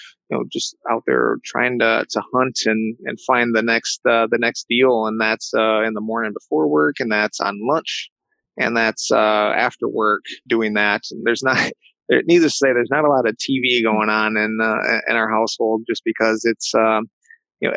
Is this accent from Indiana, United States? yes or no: no; Michigan, United States; been able to find opportunity here in my my home state